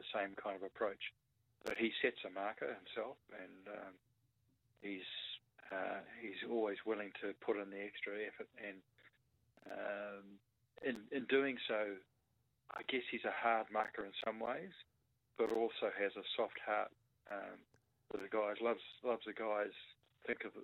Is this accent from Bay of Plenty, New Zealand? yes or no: yes; Rotorua, Bay of Plenty, New Zealand; now in Melbourne, Australia; growing up in Rotorua amongst a lot of the Maori folk, where half the class was Maori background